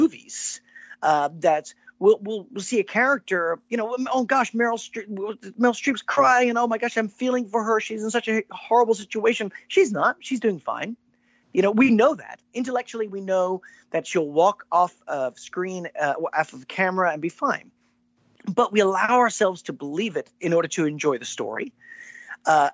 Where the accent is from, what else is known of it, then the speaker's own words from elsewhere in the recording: East Texas, United States; growing up in East Texas